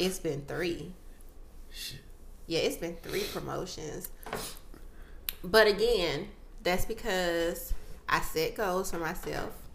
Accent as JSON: {"language": "English", "country": "United States", "said": "as African Americans"}